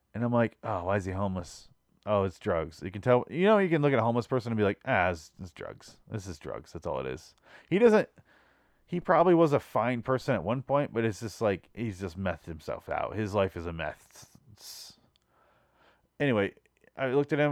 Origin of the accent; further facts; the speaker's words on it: Michigan, United States; now in Phoenix, United States; I grew up in Michigan